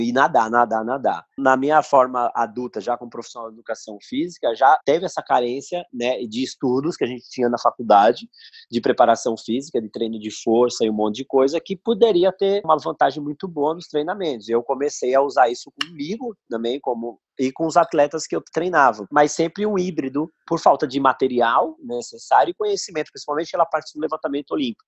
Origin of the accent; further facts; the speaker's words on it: São Paulo, Brazil; sou daqui de São Paulo